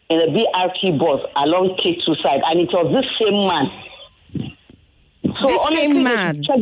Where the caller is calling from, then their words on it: Ikeja, Lagos, Nigeria; I'm calling from Ikeja.